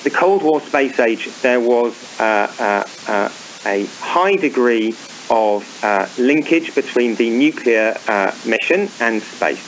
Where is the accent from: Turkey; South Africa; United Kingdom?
United Kingdom; moved away; I'm British, obviously. You'll probably guess from my accent.